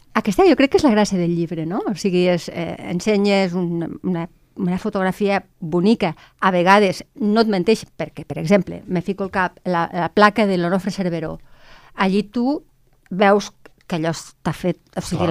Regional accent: Lleida, Catalonia, Spain; els que som de Lleida

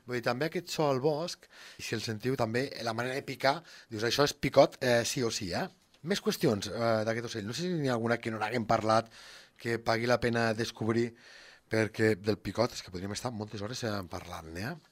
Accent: Lleida, Catalonia, Spain; som de l'Horta de Lleida

